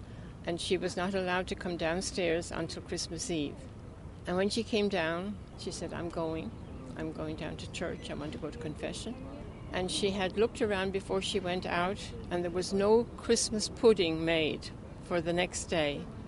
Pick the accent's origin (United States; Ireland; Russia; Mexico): Ireland; County Tipperary, Munster; moved away; I'm from County Tipperary.